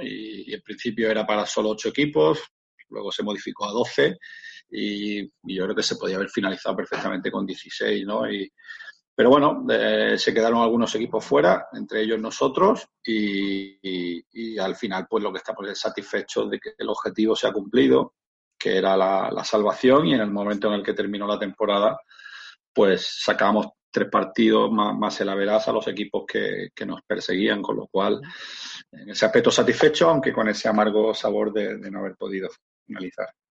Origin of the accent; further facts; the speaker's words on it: Granada, Andalusia, Spain; moved away as an adult; also born or lived in Motril; Me fui de, Granada, de, mi ciudad natal